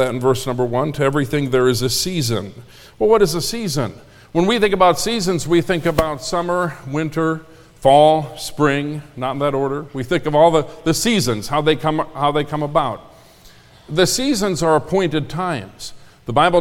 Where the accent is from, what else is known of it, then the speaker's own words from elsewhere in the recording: Minnesota, United States; also born or lived in Concord, North Carolina; now in Indiana, United States; I grew up in Minnesota